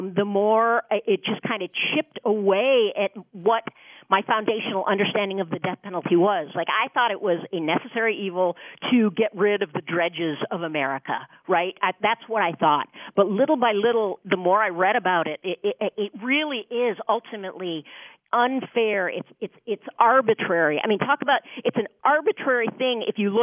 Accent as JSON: {"language": "English", "area": "Orange County", "region": "Southern California", "country": "United States", "tie": "born or raised there", "said": "I grew up in Orange County, not far from where Jarvis did, and I grew up in a very Republican enclave in Southern California"}